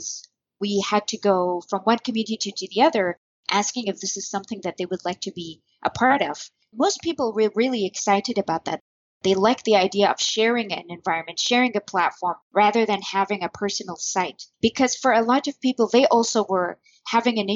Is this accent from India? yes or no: no; Bahrain; I'm from Bahrain, where I still currently live